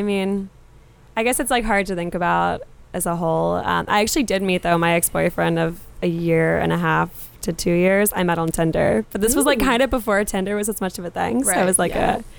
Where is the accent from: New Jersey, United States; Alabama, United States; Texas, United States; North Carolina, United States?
North Carolina, United States; moved away as an adult; now in Boston, United States; So I'm from North Carolina.